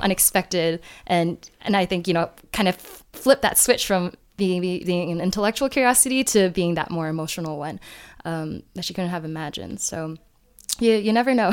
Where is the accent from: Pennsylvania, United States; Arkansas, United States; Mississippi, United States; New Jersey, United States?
New Jersey, United States; moved away as an adult; also born or lived in North Carolina; now in China; I grew up in the Northeast in New Jersey